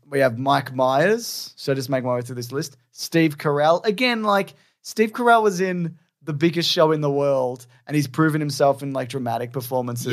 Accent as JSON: {"language": "English", "country": "Australia", "also_born_or_lived": "Melbourne", "said": "People think it's being American, but we're not"}